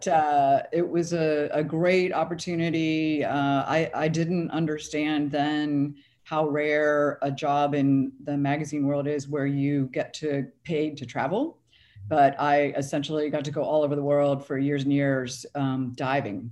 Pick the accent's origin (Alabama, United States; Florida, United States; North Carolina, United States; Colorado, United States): Florida, United States; I grew up in Florida, and I, I still live in Florida